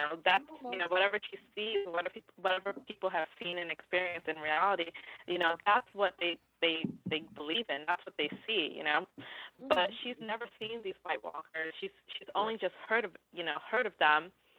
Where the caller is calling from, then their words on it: New York, United States; I'm calling from New York.